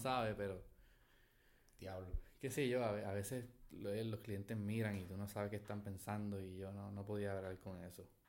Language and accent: Spanish; Puerto Rico; also born or lived in Caracas, Venezuela; nací en Venezuela, me crié en Puerto Rico